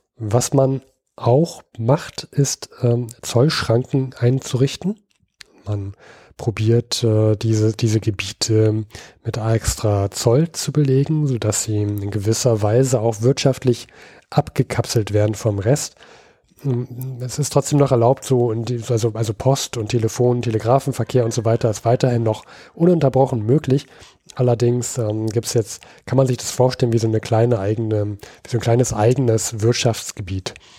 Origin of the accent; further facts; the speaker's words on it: Berlin, Germany; ich als Berliner